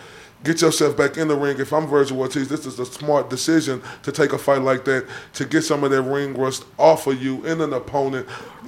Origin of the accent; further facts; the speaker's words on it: Dallas, Texas, United States; I am from Dallas, Texas